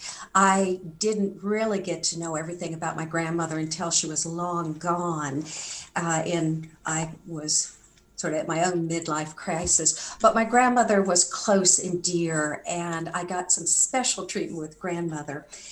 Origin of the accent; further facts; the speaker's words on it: Santa Barbara, California, United States; moved away; also born or lived in Hawaii / Arkansas; I grew up on the West Coast, specifically Santa Barbara, California of the USA